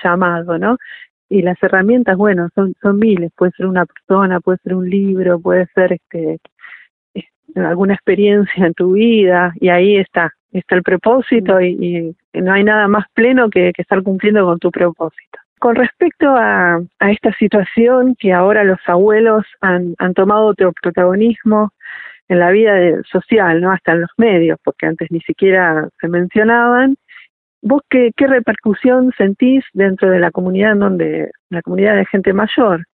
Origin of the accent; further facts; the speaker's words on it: Argentina; como argentinos